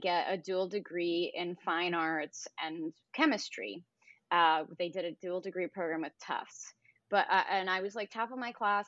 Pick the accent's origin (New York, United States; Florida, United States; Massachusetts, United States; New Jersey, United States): New Jersey, United States; my, uh, apartment complex that I grew up in in New Jersey